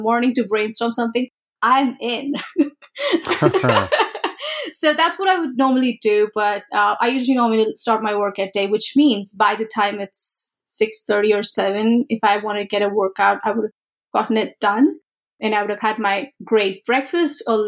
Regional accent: India; moved away; growing up in India

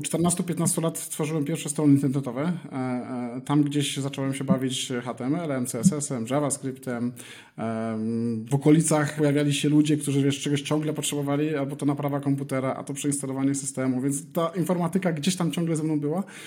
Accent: Elbląg, Warmian-Masurian Voivodeship, Poland; moved away as an adult; also born or lived in Warsaw, Poland / Kraków, Poland / Berlin, Germany / Gran Canaria, Spain; now in Madrid, Spain; Pochodzę z Elbląga, tam kończyłem liceum, Później przeniosłem się do Warszawy

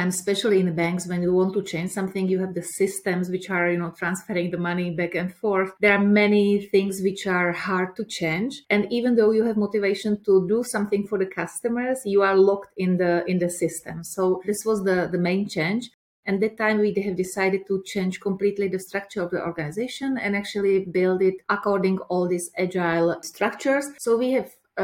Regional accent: Prague, Czechia; I'm coming from Czech Republic, from Prague.

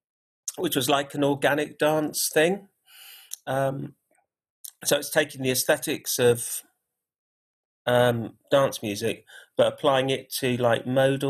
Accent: Gibraltar; My take on it was like, I'm from Gibraltar. So when I kind of was a kid, I used to go there a lot. And you could hear Spanish radio, English radio, Moroccan radio just by doing that.

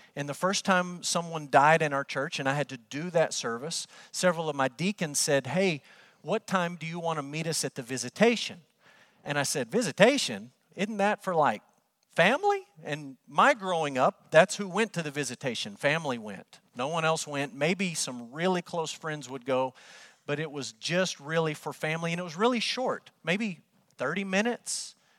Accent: Amarillo, Texas, United States; moved away as an adult; also born or lived in Kentucky / Oklahoma; Growing up in Amarillo

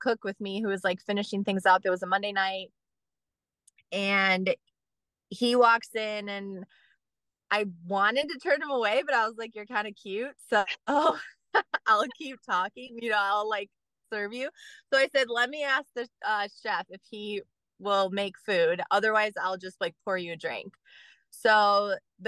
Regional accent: Gurnee, Illinois, United States; I grew up in Gurnee, so Warren High School was my high school.

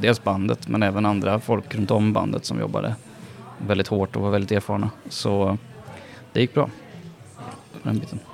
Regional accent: Karlstad, Värmland, Sweden; I Karlstad, där jag kommer ifrån

